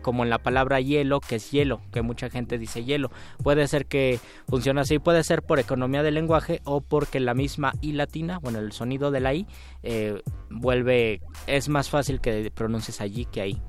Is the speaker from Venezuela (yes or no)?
no; Mexico